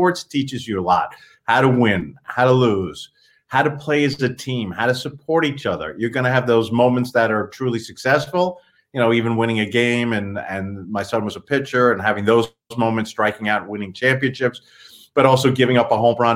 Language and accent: English; Long Island, New York, United States; We grew up out in Long Island